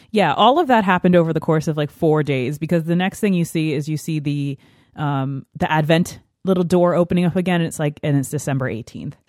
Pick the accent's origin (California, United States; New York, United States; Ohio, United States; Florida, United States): New York, United States; I grew up in New York State, so it gets pretty snowy here.